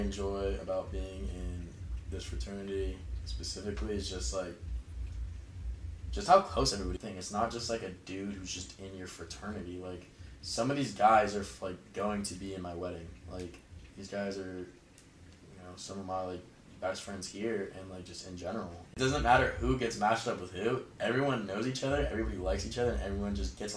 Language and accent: English; San Jose, California, United States; I'm from San Jose